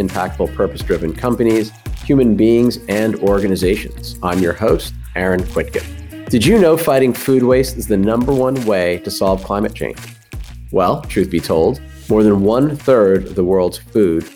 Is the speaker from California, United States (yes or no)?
no; small town in northern New Jersey, United States; moved away; from a small town in northern New Jersey like me